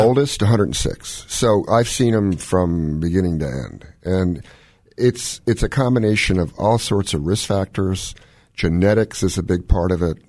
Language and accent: English; Washington, District of Columbia, United States; moved away as an adult; also born or lived in Baltimore / Durham; I was born in Washington, D C to a Chinese mom